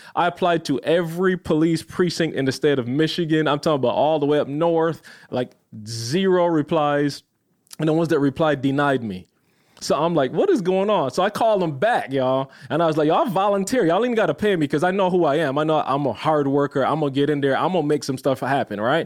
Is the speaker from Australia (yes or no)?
no; Barbados; moved away; I'm a little kid growing up in Barbados